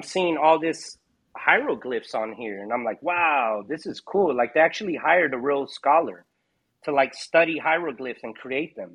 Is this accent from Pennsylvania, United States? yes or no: no; Hawaii, United States; I was born in Hawaii.